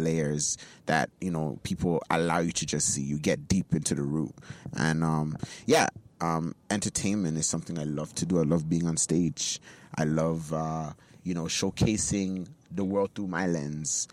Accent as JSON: {"language": "English", "town": "Toronto", "region": "Ontario", "country": "Canada", "tie": "born or raised there", "said": "young boy growing up in Jane and Finch with two Nigerian parents who raised me very well."}